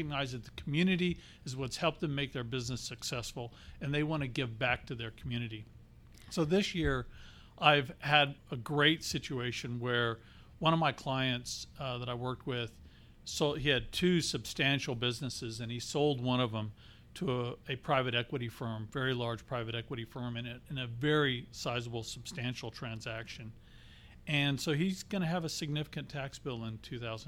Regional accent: Texas, United States; moved away as an adult; now in Arizona, United States; I come from Texas, lived there the majority of my life.

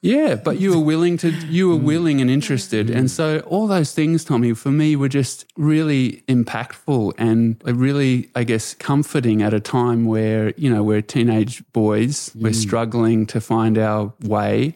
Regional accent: Australia; I was born into here in Australia in the, you know, a few decades later in the nineties. That's when I was growing into it.

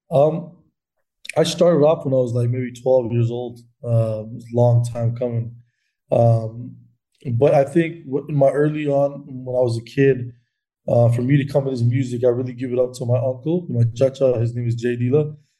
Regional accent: Canada; being Canadian

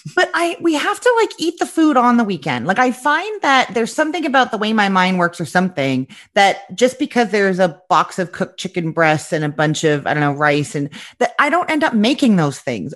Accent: Canada; moved away as an adult; now in Florida, United States; I am originally from Canada, but like twelve years ago, my now ex-husband was offered an amazing job opportunity in Florida

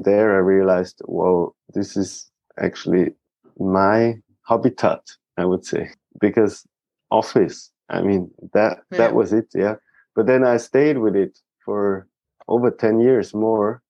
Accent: a small town close to Zurich, Switzerland; I've been grown up in Switzerland in a small town close to Zurich

